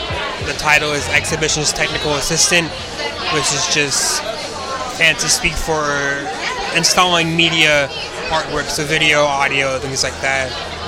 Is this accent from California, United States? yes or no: yes; Lakewood, California, United States; moved away as an adult; also born or lived in Los Alamitos, California; So I'm from Lakewood, California, which is a super small city between Long Beach. It's like north of Long Beach, south of like Inglewood, a bit further south of LA area.